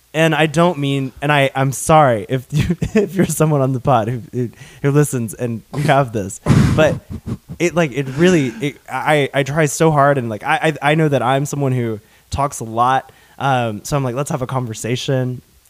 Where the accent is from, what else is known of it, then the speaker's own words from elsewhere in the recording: the South, United States; accent: Southern; I was ashamed of my Southern accent growing up, and I unintentionally kind of got rid of it for a while.